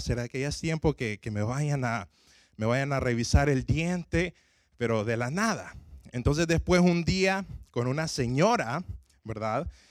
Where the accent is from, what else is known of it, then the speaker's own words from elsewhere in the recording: Honduras; yo soy de Honduras